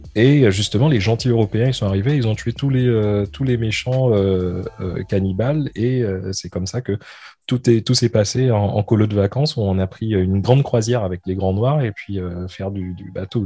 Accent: Martinique; je suis martiniquais, je suis né à la Martinique

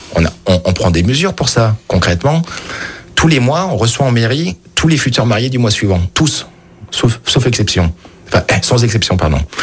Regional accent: Lyon, Auvergne-Rhône-Alpes, France; je suis lyonnais, j'ai toujours habité Lyon, sauf trois ans à l'étranger

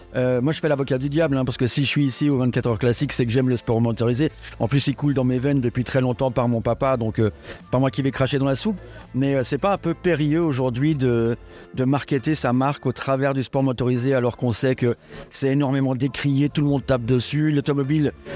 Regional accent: Switzerland; je viens de Suisse

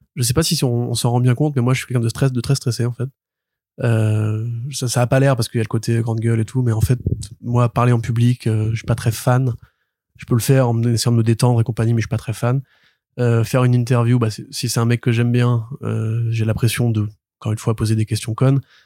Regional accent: Paris suburbs, Île-de-France, France; j'ai grandi à Paris, enfin en banlieue parisienne

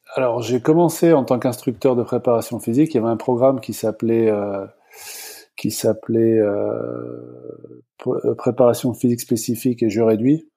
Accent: France; moved away as an adult; also born or lived in Virginia / Los Angeles; now in Toronto, Canada; je suis euh, à l'origine prof de sport en France. Je suis parti après 3-4 euh, ans

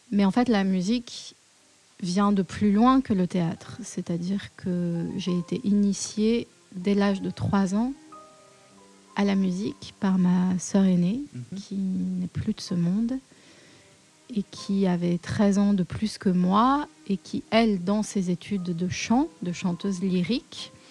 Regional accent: Paris, Île-de-France, France; Oui, alors je suis née à Paris, une vraie Parisienne qui continue d'y vivre.

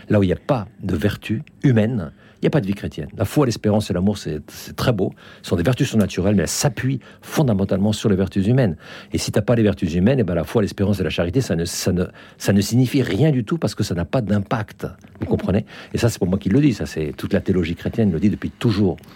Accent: France; moved away; also born or lived in Finland / Russia; Ça fait quand même 40 ans que j'ai quitté la France. J'ai vécu en Finlande 18 ans. J'ai vécu en Russie 15 ans.

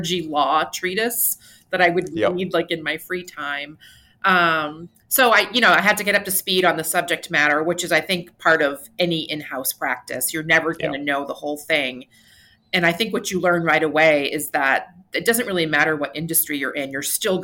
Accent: New Hampshire, United States; my home state of New Hampshire

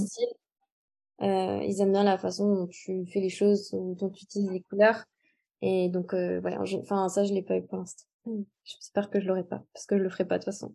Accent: Montpellier, Occitania, France; je suis originaire de Montpellier

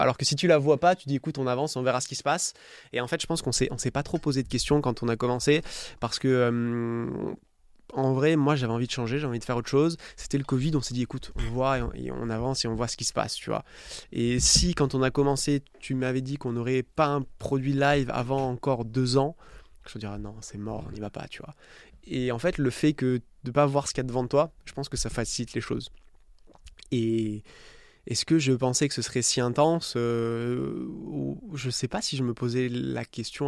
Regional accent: Istres, Provence-Alpes-Côte d'Azur, France; moved away as an adult; also born or lived in Nice / Dublin / New York; j'ai grandi à, à, côté de Marseille, à Istres

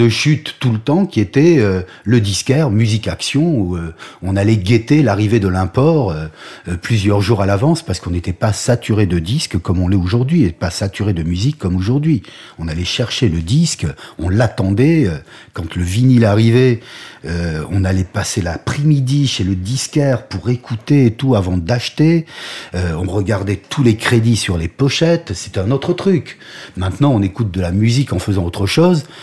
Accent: Algeria; born there; je suis un chanteur de rock. Euh, je suis né en Algérie, point.

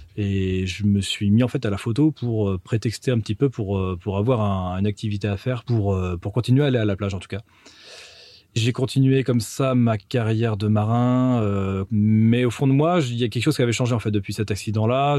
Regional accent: Loir-et-Cher, edge of Sologne, Centre-Val de Loire, France; also born or lived in Blois; now in Finistère, France; je suis né à Blois, dans le Loir-et-Cher, et j'ai grandi dans un petit village qui est en bord de Sologne

